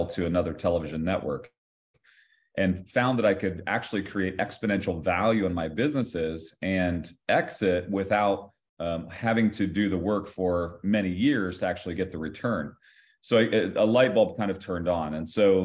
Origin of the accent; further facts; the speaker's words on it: Ohio, United States; I grew up in the state of Ohio